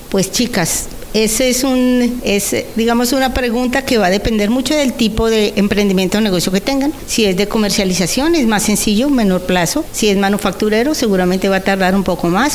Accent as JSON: {"language": "Spanish", "country": "Colombia", "moved": "as an adult", "lives_now": "El Salvador", "said": "llevo en El Salvador 21 años, soy colombiana, llegué con una entidad internacional a trabajar"}